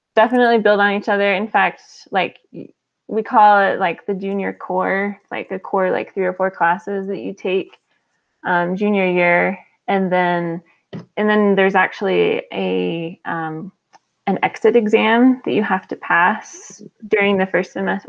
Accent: New Mexico, United States; moved away as an adult; also born or lived in Houston / Utah; I'm from New Mexico

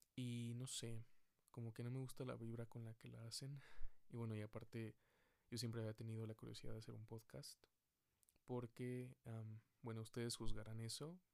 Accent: Mexico City, Mexico; Soy de la Ciudad de México

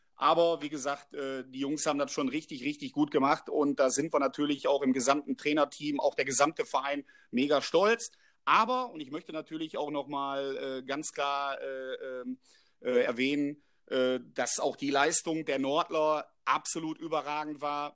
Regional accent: Oberhausen, North Rhine-Westphalia, Germany; also born or lived in Nuremberg; bei meinem Heimat- äh, und auch Herzensverein Stärkrade 0607

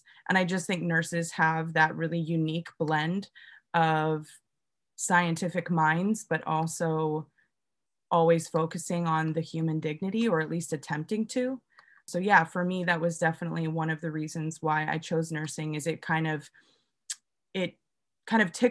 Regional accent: Pacific Northwest, United States; moved away; I'm originally from the Pacific Northwest

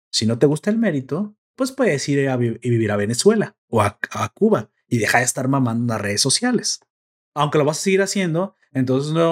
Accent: Mexico

